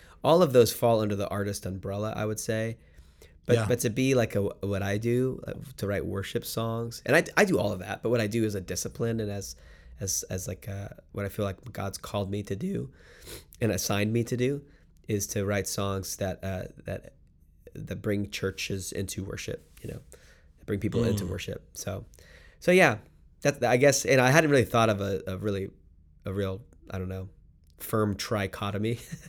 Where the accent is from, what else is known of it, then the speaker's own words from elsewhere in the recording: Miami, Florida, United States; I'm from Miami, South Florida, so it felt a little bit like coming back into an urban context